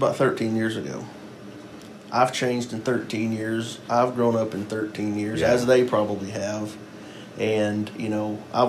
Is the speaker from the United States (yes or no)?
yes; Clifton, United States; I'm the Chief of Police for the Clifton Police Department. I was born and raised here in Clifton.